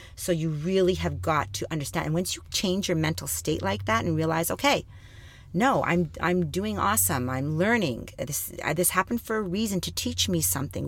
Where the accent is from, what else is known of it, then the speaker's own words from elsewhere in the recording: Thunder Bay, Ontario, Canada; I was born and raised in Thunder Bay, Ontario